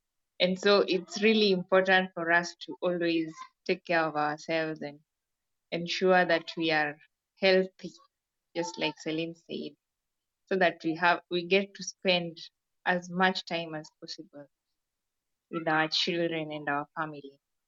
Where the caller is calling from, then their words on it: Kenya; I'm joining from Kenya. Yeah, and today is a beautiful day over here.